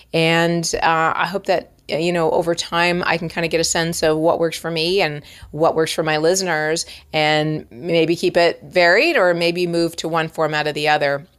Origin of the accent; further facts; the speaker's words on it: Toronto, Ontario, Canada; moved away as an adult; now in Los Angeles, United States; I am from Toronto, and you're gonna hear a lot of outs and abouts